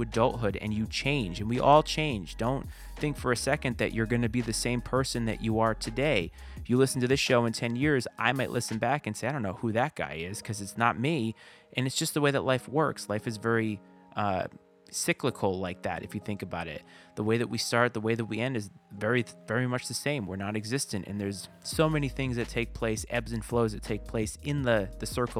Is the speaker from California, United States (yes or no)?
no; Bristol, Rhode Island, United States; moved away as an adult; I was born and raised in Bristol, Rhode Island